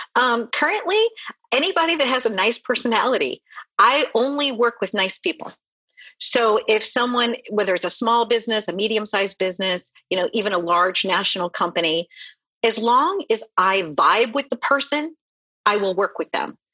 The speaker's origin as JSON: {"language": "English", "region": "Midwest", "country": "United States", "tie": "born or raised there", "said": "I grew up in the Midwest"}